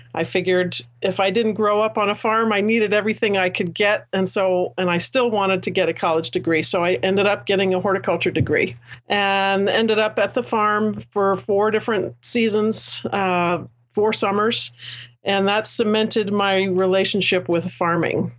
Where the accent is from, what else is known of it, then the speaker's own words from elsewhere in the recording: United States; a ten minute commute from my hometown